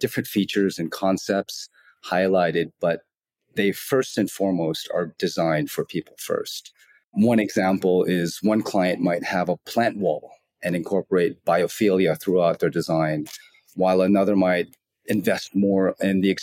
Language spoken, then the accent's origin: English; Los Angeles, California, United States; moved away as an adult; now in Asia; the United States, where I'm originally from. I'm from Los Angeles